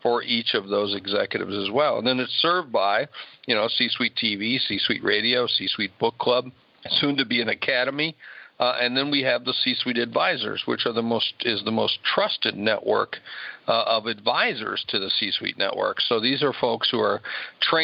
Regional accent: Sioux Falls, South Dakota, United States; my hometown of Sioux Falls, South Dakota

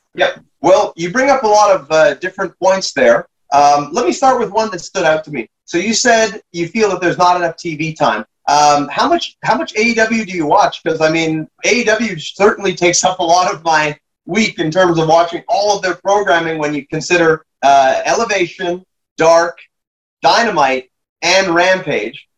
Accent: Canada

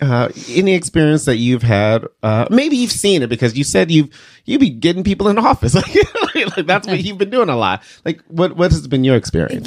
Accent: Detroit, Michigan, United States; now in Iowa, United States; growing up in Detroit

